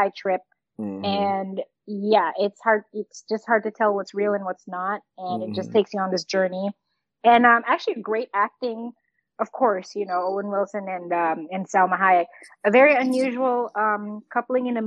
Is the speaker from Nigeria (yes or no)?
no; Philippines; moved away; growing up in the Philippines